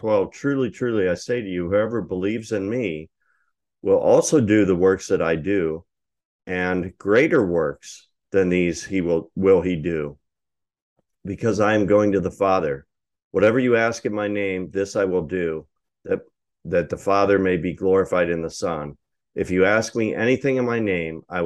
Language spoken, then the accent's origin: English; United States; we're Americans